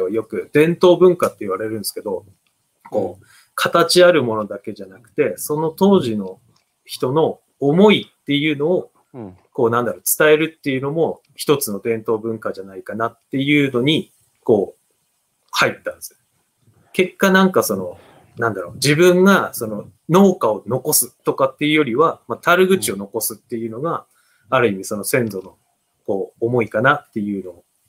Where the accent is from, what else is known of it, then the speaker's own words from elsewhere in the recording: Oguni, Yamagata, Japan; 自分はそこで生まれたんですけども、えー、ある人からは、あの、世界一の田舎って称されるぐらいの、えー、山の中にありまして、えー、なんですかね。自分はもう生まれてからずっとそこで住んでたので